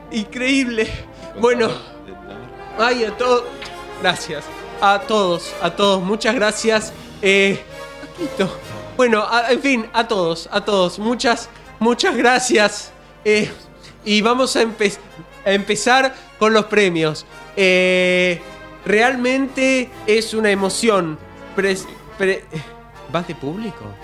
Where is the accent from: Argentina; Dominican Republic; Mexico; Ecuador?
Argentina; Ituzaingó, Buenos Aires Province; also born or lived in Morón; Yo eh, nací en Morón, pero me crié en Ituzaingó.